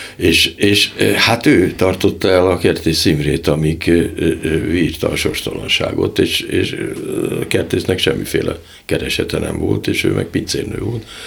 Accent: Hungary; magyarok vagyunk

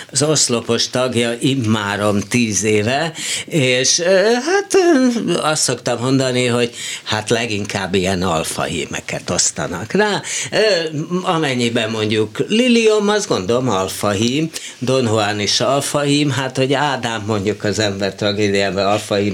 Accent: Esztergom, Komárom-Esztergom, Hungary; Magyarországon születtem. Igen. Na, ha Esztergom Magyarországon van.

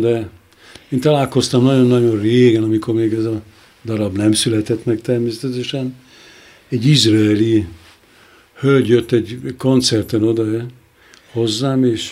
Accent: Hungary; moved away as an adult; also born or lived in Budapest (as a young boy from the countryside); now in Berlin, Germany; itt születtem

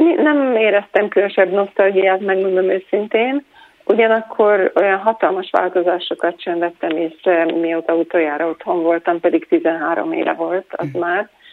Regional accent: Hungary; Hát én voltam az utolsó, aki még Magyarországon élt

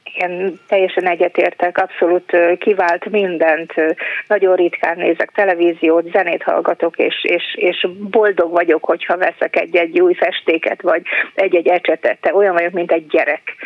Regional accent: Mali Iđoš, Vojvodina, Serbia; a szülőfalumban Kishegyesen, Vajdaságban

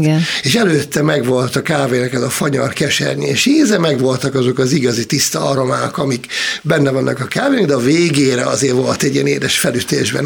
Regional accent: Szolnok, Jász-Nagykun-Szolnok, Hungary; én vidékről származom, Szolnokról

